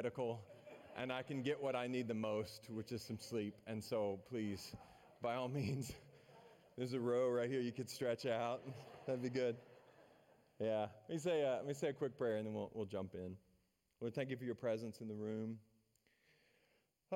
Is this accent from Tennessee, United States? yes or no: yes; Maryville, Tennessee, United States; I'm from Maryville. That's my hometown, which is a town just south of Knoxville, home of the University of Tennessee Volunteers.